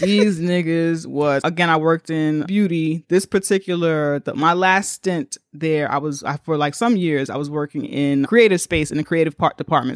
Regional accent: New York, United States; as a New Yorker

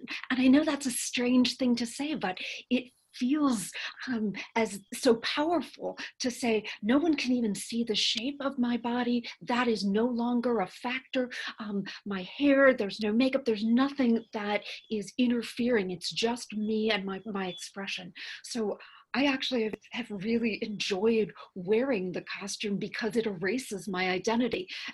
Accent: California, United States; I grew up in California, and my parents are solid liberals

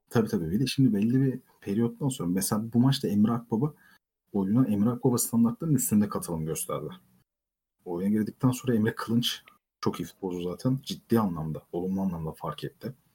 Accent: Ankara, Turkey; moved away as an adult; also born or lived in Antalya; dolma bir Ankara'lıyım

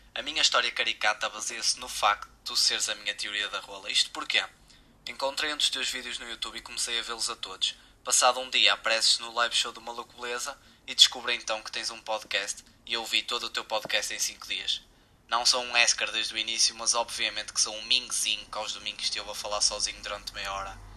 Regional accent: Porto, Norte, Portugal; tenho 20 anos, sou do Porto

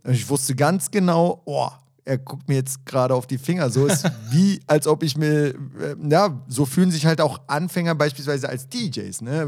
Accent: Berlin, Germany; ich bin ja auch ein Berliner Junge

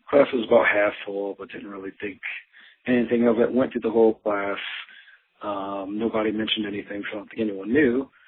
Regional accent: New Jersey, United States; moved away; from growing up in New Jersey

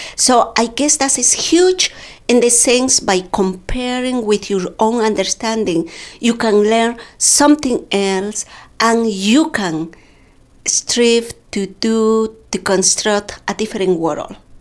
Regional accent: Pampamarca, Cusco, Peru; first language Quechua; English is a second language; moved away as an adult; also born or lived in Chosicaní, Peru / Lima, Peru; now in United States; I grew up in Pampamarca part of my life, and and also in Chosicani with my mother. And after that, I traveled

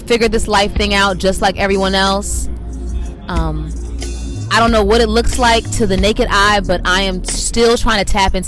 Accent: Washington, District of Columbia, United States; my hometown

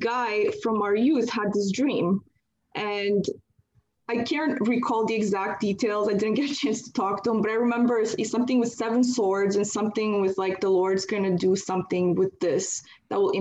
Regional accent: Canada; I'm from Canada, actually, so I'm not from the U.S.

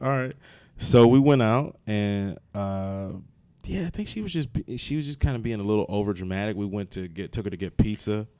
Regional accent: Maryland, United States; now in New Jersey, United States; I'm from Maryland

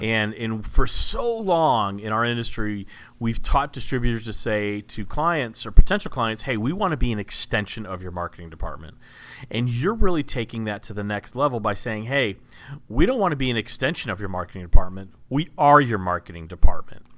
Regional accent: Dallas, Texas, United States; I'm from Dallas

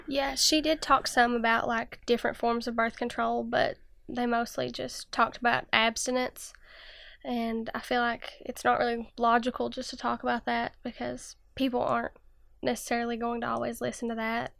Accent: Jenkins, Kentucky, United States; I'm from Jenkins, Kentucky, and I'm sixteen years old

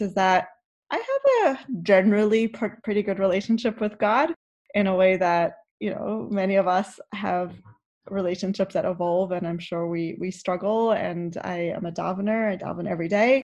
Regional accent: South Africa; moved away; I grew up in South Africa, and so being Orthodox was what South Africans did

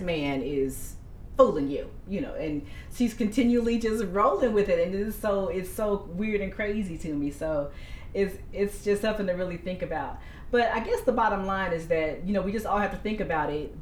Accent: Dayton, Ohio, United States; we're from Dayton, Ohio

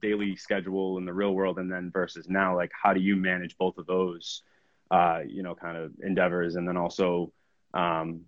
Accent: Danvers, Massachusetts, United States; I'm from Danvers

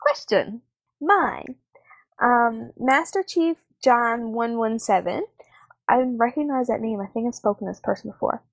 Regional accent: Canada; where I'm from

